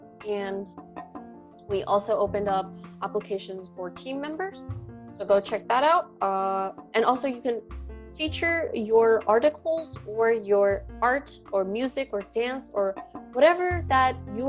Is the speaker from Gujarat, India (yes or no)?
yes; Gujarat, India; like, I'm from Gujarat, and Gujaratis just do garbas during Navratri, and we have, like, so much food